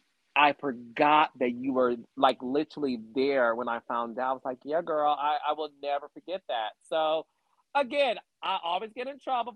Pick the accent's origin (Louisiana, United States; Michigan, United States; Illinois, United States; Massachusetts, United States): Michigan, United States; Detroit; moved away as an adult; Yeah, born and raised in Detroit. Born there, lived there up until I was like 22.